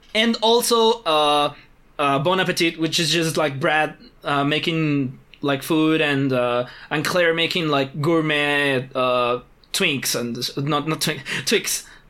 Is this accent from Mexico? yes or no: yes; Mexico City, Mexico; we're from Mexico City where things are weird